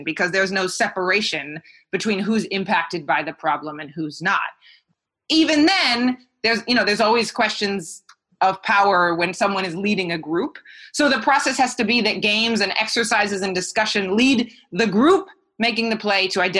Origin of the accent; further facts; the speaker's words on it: United States; moved away as an adult; now in Greater Manchester, United Kingdom; to be in the UK as an American